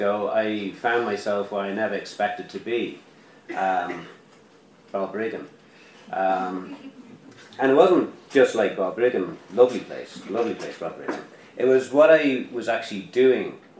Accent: Ireland; born or raised there

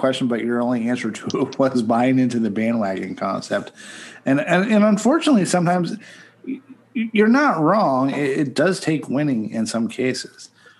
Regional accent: Western Pennsylvania, United States; I grew up in Western Pennsylvania.

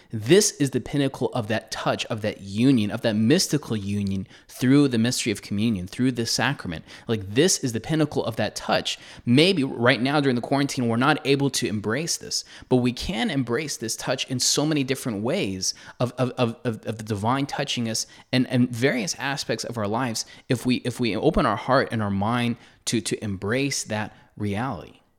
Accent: United States; as an American

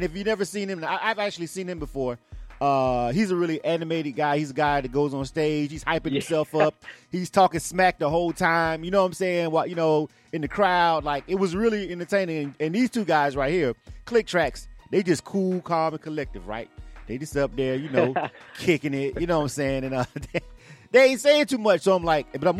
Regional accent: Florida, United States; now in Atlanta, United States; I'm from Florida

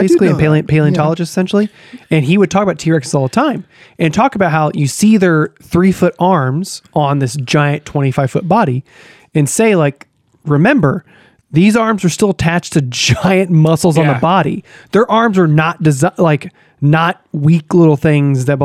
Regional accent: Texas, United States; I grew up in Texas right next to Louisiana

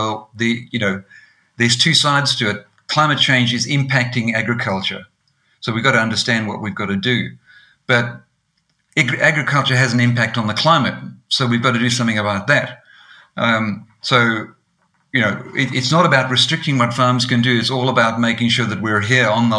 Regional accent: Eswatini; now in Australia; I grew up in Swaziland in Africa, small little country, not South Africa, as most people might think.

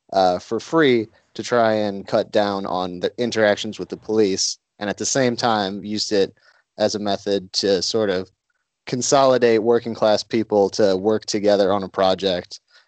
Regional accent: Saint Paul, Minnesota, United States; the Republican National Convention was in St. Paul in 2008, where I'm from.

